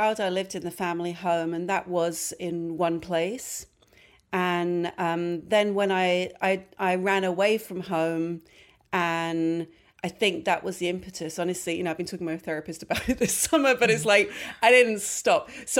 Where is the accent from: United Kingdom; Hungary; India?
United Kingdom; London; now in New York, United States; Yes, I was. Yeah, I was born and raised in London.